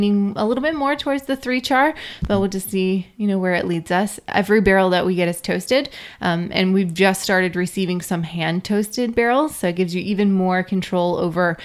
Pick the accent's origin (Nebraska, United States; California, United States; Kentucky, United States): Kentucky, United States; I was born in Kentucky in a dry county